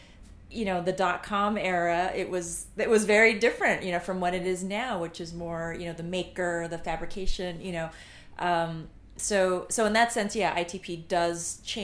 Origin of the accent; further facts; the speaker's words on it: California, United States; moved away as an adult; now in New York, United States; So I'm from California, so I went to UC Berkeley for psychology